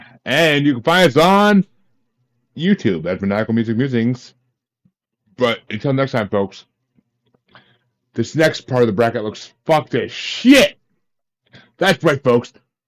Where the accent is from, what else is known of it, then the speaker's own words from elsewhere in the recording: New York, United States; I grew up in New York. I grew up in New York.